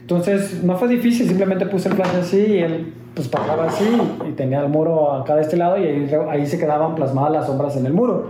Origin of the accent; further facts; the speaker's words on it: Mexico; soy mexicano